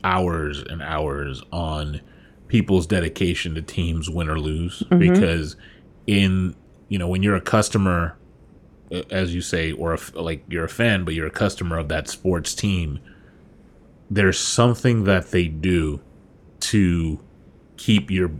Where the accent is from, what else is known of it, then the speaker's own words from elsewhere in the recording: New York, United States; And so I'm a huge Yankee fan. I'm from New York, so obviously.